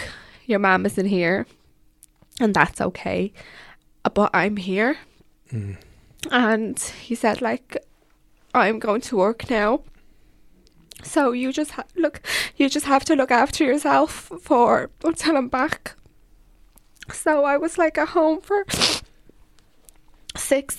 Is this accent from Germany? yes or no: no; Vietnam; now in Ireland; I'm always a Vietnamese girl from Asia.